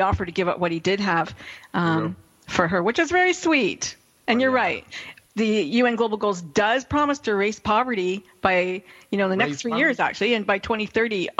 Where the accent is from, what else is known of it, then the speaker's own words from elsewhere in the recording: Canada; I'm English Canadian